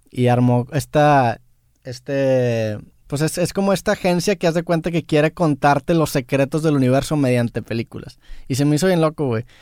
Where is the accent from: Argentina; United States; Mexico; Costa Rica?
Mexico; San Pedro Garza García, Nuevo León; nací en San Pedro y quiera o no, voy a estar identificado a San Pedro